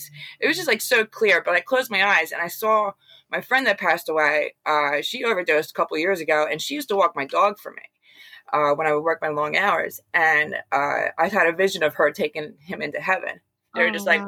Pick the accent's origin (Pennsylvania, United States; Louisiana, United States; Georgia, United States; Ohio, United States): Pennsylvania, United States; Bucks County; moved away as an adult; now in New Jersey, United States; I'm originally from Bucks County, Pennsylvania